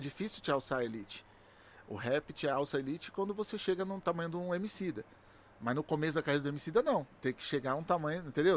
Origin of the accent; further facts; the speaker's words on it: São Paulo, Brazil; moved away as an adult; also born or lived in Valo Velho; now in Itapecerica da Serra, Brazil; eu nasci no Valo Velho, com 3 anos de idade eu mudei pro Capão Redondo. E aí pro Capão Redondo eu morei dentro de uma quebrada